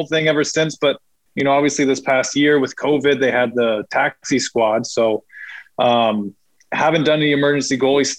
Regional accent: San Diego, California, United States; growing up in San Diego

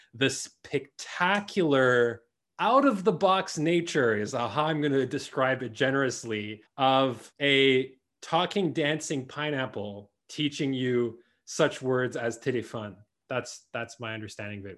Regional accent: Winnipeg, Manitoba, Canada; our experience of grow-, growing up in the Franco-Manitoban community

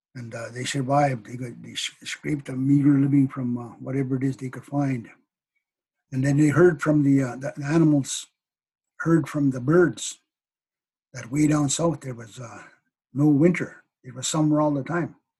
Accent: Cree nation, northern Manitoba, Canada; i come from the Pasqua cree nation northern manitoba of course i am uh, Hineño cree

